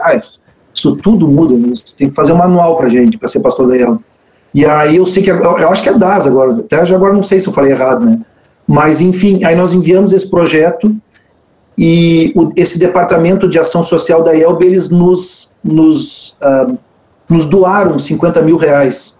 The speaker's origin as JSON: {"language": "Portuguese", "town": "Pelotas", "region": "Rio Grande do Sul", "country": "Brazil", "tie": "born or raised there", "also_born_or_lived": "Canguçu", "said": "eu nasci em Pelotas aqui, sou da, da terra"}